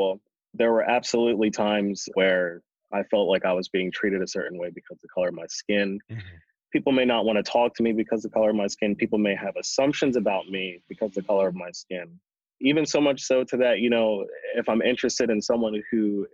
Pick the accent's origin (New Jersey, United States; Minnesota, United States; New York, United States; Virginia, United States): New Jersey, United States; Galloway; also born or lived in Pomona, New Jersey; now in Jersey City, United States; we moved to another small town called Galloway, New Jersey, which was predominantly white